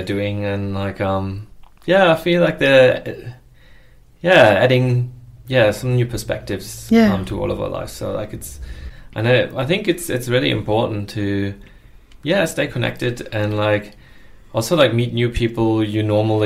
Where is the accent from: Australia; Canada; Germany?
Germany; moved away; also born or lived in United States; I'm originally from Germany, and I went on a high school exchange to America